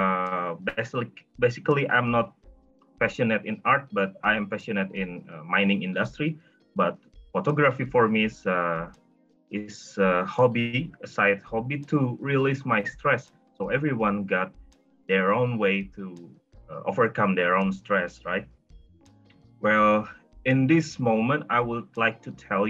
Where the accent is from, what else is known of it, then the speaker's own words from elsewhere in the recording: Indonesia; I'm from Indonesia